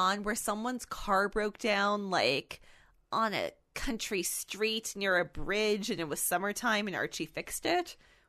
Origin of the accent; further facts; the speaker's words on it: Canada; As a Canadian